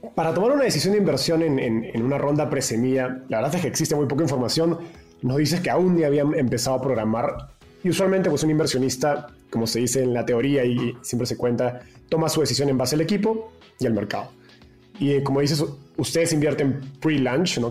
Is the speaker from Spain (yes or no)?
no; Peru; moved away as an adult; now in Mexico; soy peruano